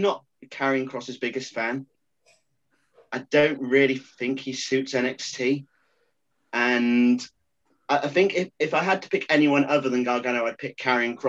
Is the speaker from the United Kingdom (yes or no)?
yes; England, United Kingdom; being English